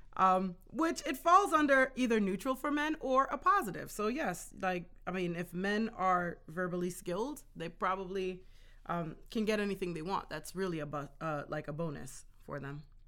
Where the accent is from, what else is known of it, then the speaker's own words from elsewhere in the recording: Jamaica; now in United States; I'm Jamaican, so in my culture, it is a male-dominated culture